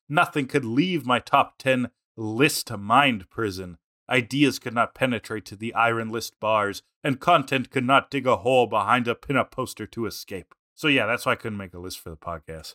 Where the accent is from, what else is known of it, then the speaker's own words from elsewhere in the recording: Canada; we're, we're Canadian